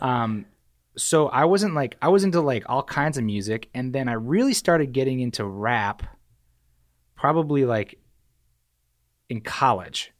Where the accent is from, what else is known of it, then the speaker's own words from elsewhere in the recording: New Hampshire, United States; moved away as an adult; also born or lived in Staten Island, New York; I was born in New York, and I, uh, moved to New Hampshire when I was, like, three or two, and I spent, like, all of high school and, you know, up through high school, graduated high school from New Hampshire